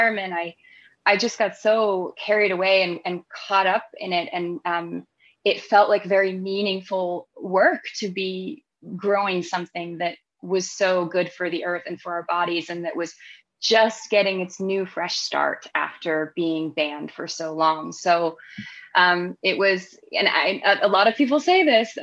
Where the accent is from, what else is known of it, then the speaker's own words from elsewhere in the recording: North Carolina, United States; moved away as an adult; also born or lived in London, United Kingdom; I was born in North Carolina and I grew up on our farm, but I was living in the United Kingdom. I had been living there for, 12 or 13 years at that point.